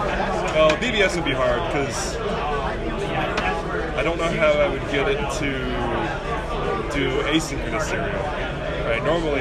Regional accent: Huntsville, Alabama, United States; Huntsville, Alabama.

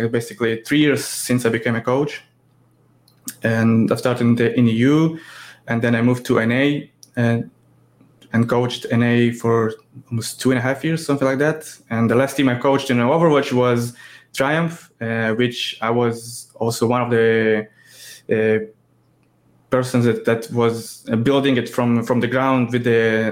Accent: Israel; I'm 32 from Israel

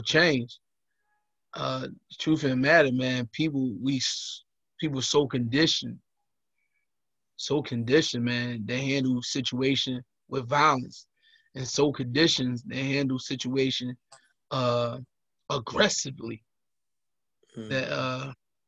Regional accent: United States; Place I'm from Rich Allen. Everybody know that Rich Allen projects

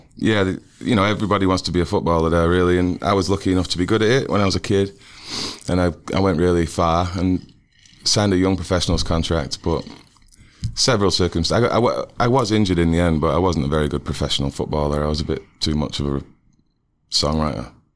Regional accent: Manchester, North West England, United Kingdom; also born or lived in Kansas City; now in Ohio, United States; I grew up in Manchester, England

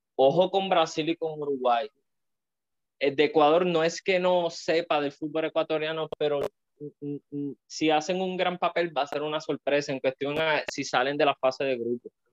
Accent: Puerto Rico; nosotros que somos boricuas, que estamos viéndolo desde acá

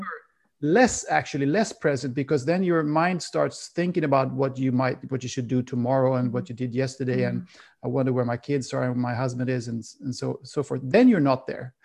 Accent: Sweden; I'm from Sweden and Sweden has a very cold climate

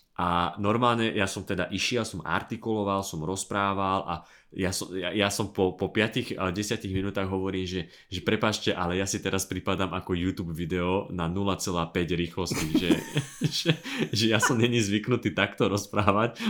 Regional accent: Dubnica nad Váhom, Trenčín Region, Slovakia; also born or lived in Bratislava; som bližšie z Bratislavy k Žiline z Dubnice

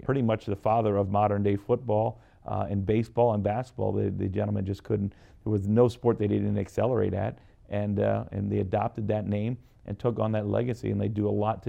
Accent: Packerton, Pennsylvania, United States; I spoke a little bit earlier about growing up in Packerton, which is just right up by Flagstaff Mountain.

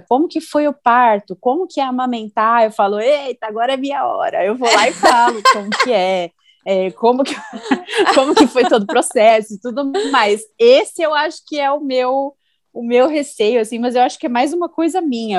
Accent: São Paulo, Brazil; moved away as an adult; now in Indaiatuba, Brazil; eu sou de São Paulo, né? Eu moro em Dayatuba há três anos

